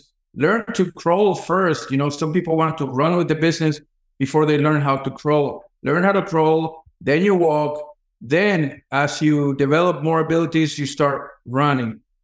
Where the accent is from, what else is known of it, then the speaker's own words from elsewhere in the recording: El Salvador; moved away; also born or lived in New York City, United States; I grew up very poor in El Salvador, in a huge poverty in El Salvador, crime-infested neighborhood